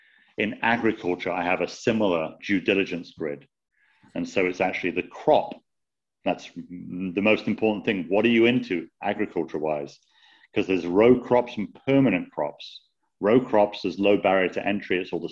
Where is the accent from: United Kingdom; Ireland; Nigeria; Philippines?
United Kingdom; now in United States; I'm obviously British, lived in the States most of my life